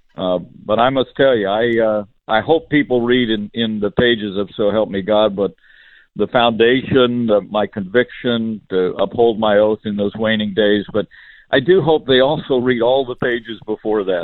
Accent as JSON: {"language": "English", "region": "Indiana", "country": "United States", "said": "my home state of Indiana"}